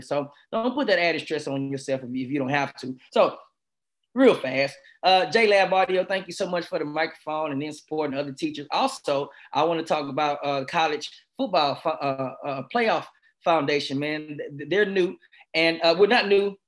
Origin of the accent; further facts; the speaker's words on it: Texas, United States; I'm from Texas